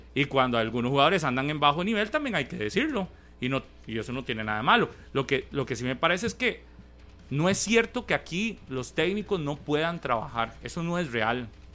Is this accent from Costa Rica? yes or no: yes; Costa Rica; Nosotros, los ticos